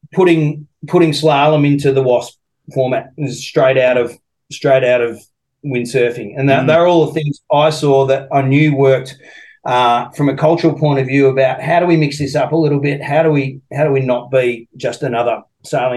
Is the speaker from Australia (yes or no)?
yes; Australia; also born or lived in United States; as an Aussie